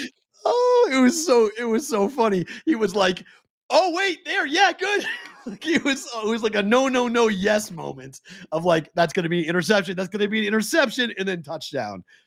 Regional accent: Massachusetts, United States; moved away; I'm from Massachusetts

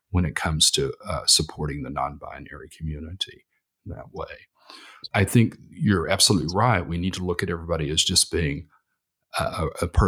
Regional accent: Texas, United States; because I came from Texas, uh, which is very conservative now

